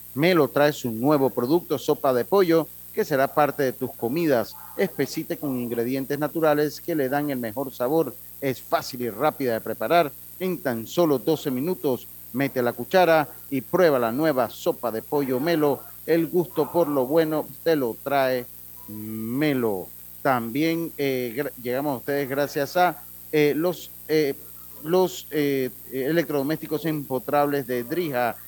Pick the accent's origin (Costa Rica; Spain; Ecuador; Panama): Panama; Interior of Panama; como hablamos allá en, la, en mi tierra, en el interior del país